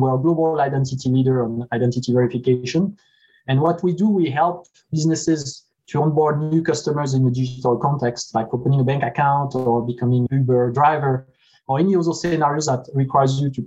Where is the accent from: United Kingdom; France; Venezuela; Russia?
France; born or raised there; moved away as an adult; now in United States